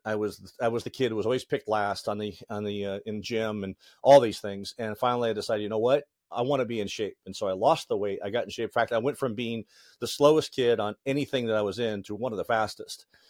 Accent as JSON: {"language": "English", "region": "Northeast Indiana", "country": "United States", "tie": "born or raised there", "also_born_or_lived": "Lake Forest, Illinois / Lake Geneva, Wisconsin", "said": "we moved to Northeast Indiana"}